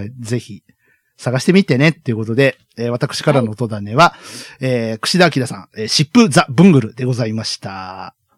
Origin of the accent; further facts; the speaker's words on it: Kyushu, Japan; 我々九州育ちですから。